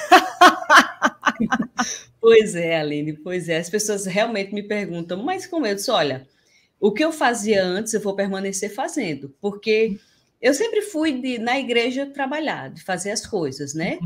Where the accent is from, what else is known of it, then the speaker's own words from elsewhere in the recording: Campina Grande, Paraíba, Brazil; now in Natal, Brazil; Eu sou natural de Campina Grande